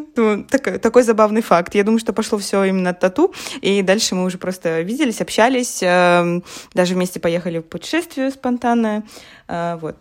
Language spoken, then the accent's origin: Russian; Russia; moved away as an adult; now in Poland; я вообще из России, но вот три года, а, как уже переехала в Польшу